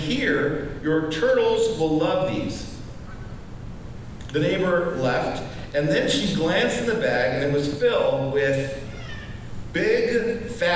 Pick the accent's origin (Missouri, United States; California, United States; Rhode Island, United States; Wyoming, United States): Wyoming, United States; I'm from Wyoming.